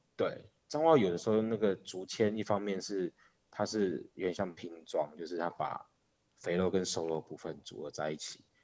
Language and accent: Chinese; Changhua City, Changhua County, Taiwan; 在彰化长大的时候